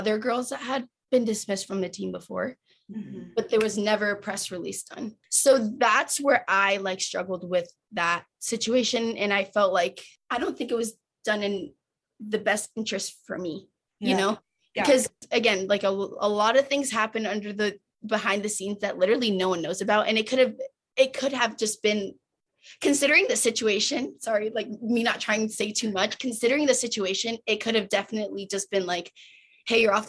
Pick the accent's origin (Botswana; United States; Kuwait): United States; Connecticut; moved away as an adult; now in Nebraska, United States; my mom lives in Connecticut or I'm from Connecticut